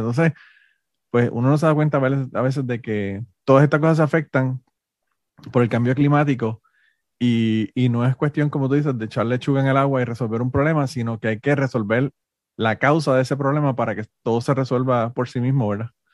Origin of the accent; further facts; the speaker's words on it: Puerto Rico; moved away as an adult; now in Florida, United States; me crié en Puerto Rico